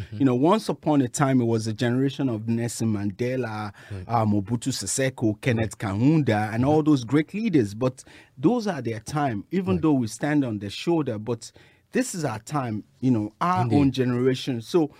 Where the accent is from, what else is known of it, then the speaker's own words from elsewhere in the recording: Lagos, Nigeria; now in United States; I grew up in Nigeria, Lagos